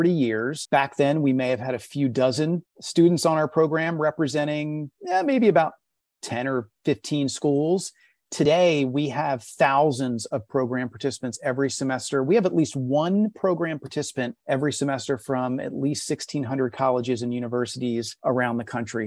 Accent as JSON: {"language": "English", "region": "Southern New Jersey", "country": "United States", "tie": "born or raised there", "said": "born and raised in Southern New Jersey, right outside of Philadelphia"}